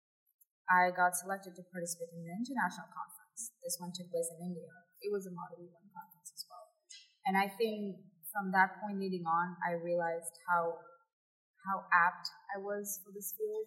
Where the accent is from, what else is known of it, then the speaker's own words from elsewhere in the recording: Mauritius; I come from Mauritius